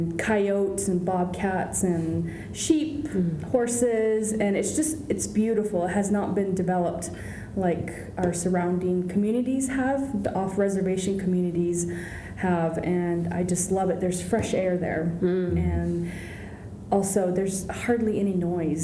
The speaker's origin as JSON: {"language": "English", "region": "Northern Arizona", "country": "United States", "said": "I share where I'm from is in Arizona, Southwest Arizona, or no, Northern Arizona, from the Navajo Nation"}